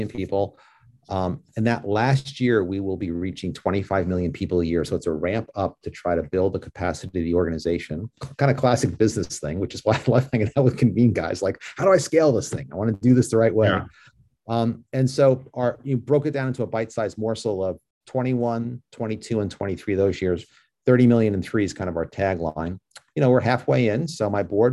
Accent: New York, United States; I'm from New York

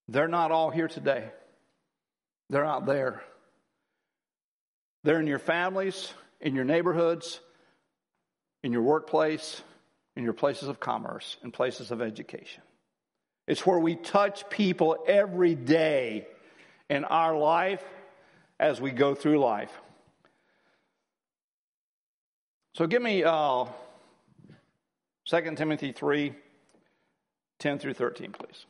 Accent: United States; I'm an American

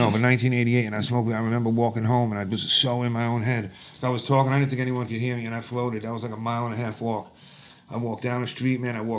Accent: Long Island, New York, United States; I grew up in Long Island

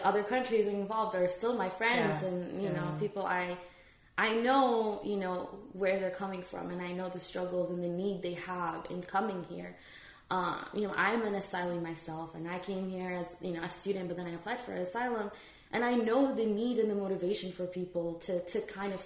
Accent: Dubai, United Arab Emirates; moved away as an adult; also born or lived in Iraq; now in United States; I was in Dubai. So we escaped from Iraq when I was eight and nine

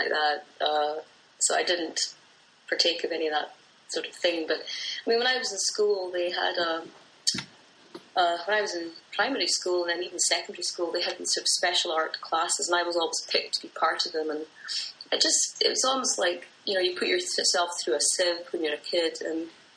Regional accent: Aberdeen, Scotland, United Kingdom; moved away as an adult; I'm from Aberdeen in northeast Scotland

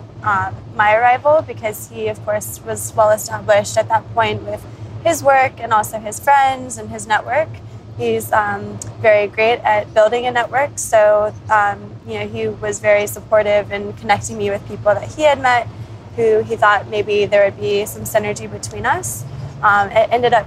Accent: Florida, United States; moved away as an adult; now in Hong Kong; I'm originally from Florida in the US and have been living in Hong Kong for nearly 4 years now.

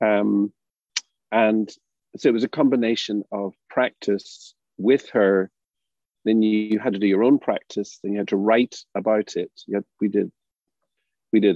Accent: Derry, Northern Ireland, United Kingdom; moved away; also born or lived in Bristol, England / United States; I grew up in Derry

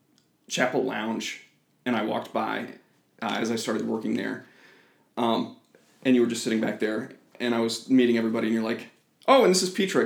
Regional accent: Iowa, United States; I'm from Iowa. I've moved around a lot kind of growing up, but I consider myself a Des Moinian now.

